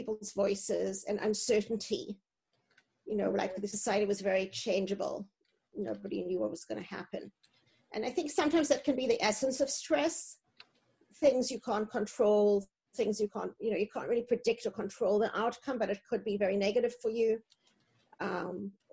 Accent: South Africa; moved away as an adult; also born or lived in East Coast, United States; now in United States; I grew up in South Africa, the end of apartheid

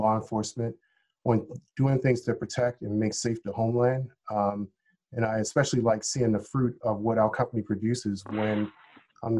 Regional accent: Baltimore, Maryland, United States; I actually grew up in Northeast Baltimore

